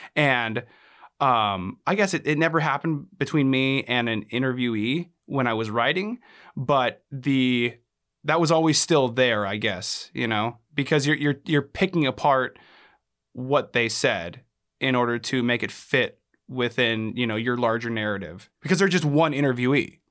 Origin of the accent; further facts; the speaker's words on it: Anchorage, Alaska, United States; also born or lived in Reno, Nevada; I was born and raised here in Alaska, in Anchorage, Alaska.